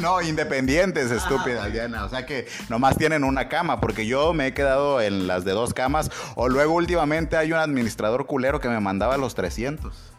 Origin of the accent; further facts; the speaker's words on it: Mexico; nosotros somos guarros los mexicanos